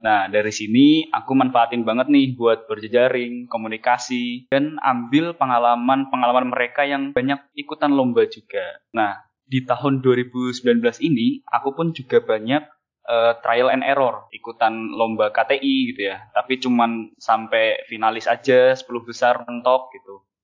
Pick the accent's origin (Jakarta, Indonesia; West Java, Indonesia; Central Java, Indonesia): Central Java, Indonesia; Cilacap; moved away as an adult; now in Semarang, Indonesia; Aku sendiri besar di Cilacap, sebuah kota industri dengan tiga cerobong PLTU-nya dan flare Pertamina.